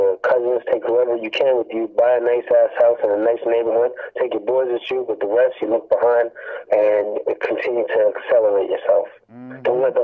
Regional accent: Hamilton, Ontario, Canada; I'm from Hamilton, Ontario, 350 Green Hill is my area

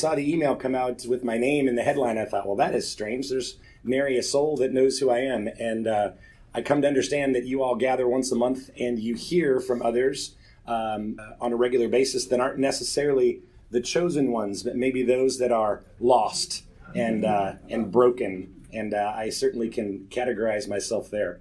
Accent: Nebraska, United States; now in Atlanta, United States; I grew up in Nebraska, and so tornadoes are a big deal in Nebraska

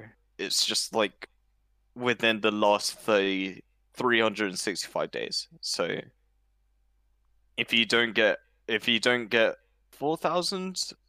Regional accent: United Kingdom; See, I'm British

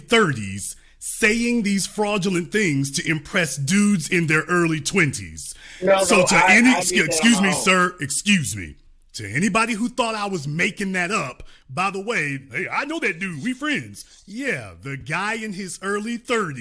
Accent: Shreveport, Louisiana, United States; moved away; also born or lived in Dallas, Texas; I'm born and raised in Louisiana, lived in Dallas, Texas

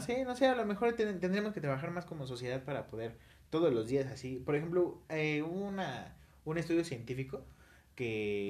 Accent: Mexico; somos mexicanos

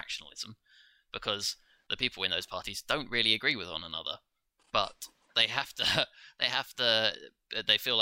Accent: France; now in United Kingdom; When I grew up in France

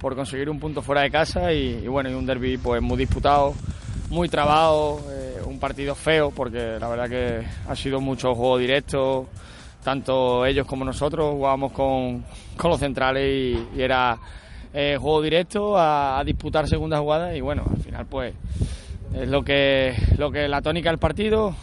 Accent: Extremadura, Spain; soy extremeño

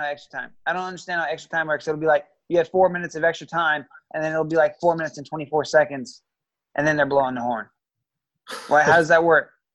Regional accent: Georgia, United States; also born or lived in Nebraska; I'm from Georgia too

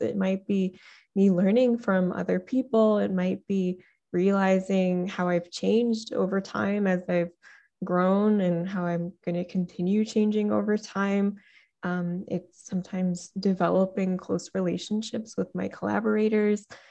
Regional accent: Detroit, Michigan, United States; I'm from Detroit

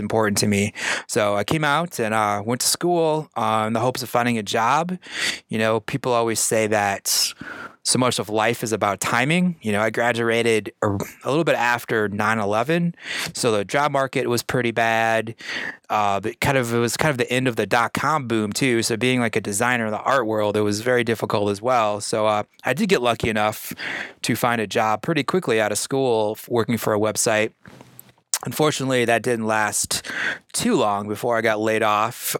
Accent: Iowa, United States; moved away as an adult; also born or lived in Denver, Colorado; I'm born in the Midwest. I grew up in Iowa. Uh, I moved to Denver, Colorado in 1999 to go to art school

